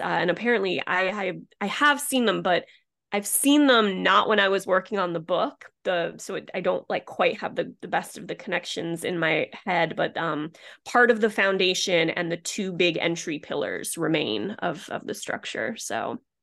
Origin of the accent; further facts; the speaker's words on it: Rhode Island, United States; moved away as an adult; also born or lived in Philadelphia / Los Angeles / Boston; I grew up in Rhode Island